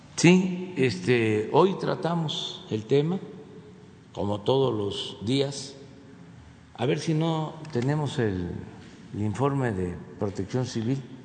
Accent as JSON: {"language": "Spanish", "country": "Mexico", "said": "como mexicanos"}